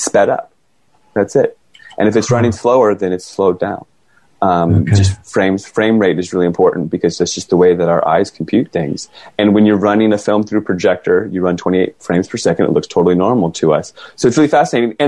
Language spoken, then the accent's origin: English; Virginia, United States; moved away as an adult; also born or lived in California; I grew up in Virginia